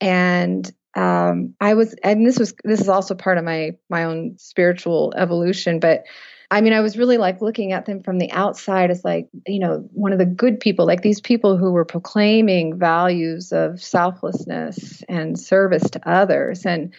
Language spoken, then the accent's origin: English; Fresno, California, United States; Fresno, California.